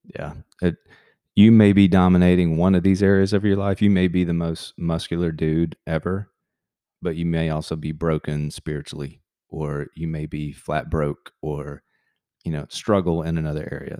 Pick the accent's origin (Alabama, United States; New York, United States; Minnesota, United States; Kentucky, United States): Alabama, United States; Montgomery; moved away as an adult; also born or lived in Tampa, Florida / Auburn, Alabama; born and raised in Montgomery, Alabama. Um, spent really my first 18 years there